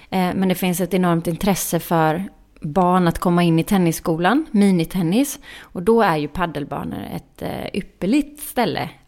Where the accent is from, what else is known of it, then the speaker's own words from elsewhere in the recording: Småland, Sweden; fick bära Smålandsskylten eftersom jag är från Småland på invigningen.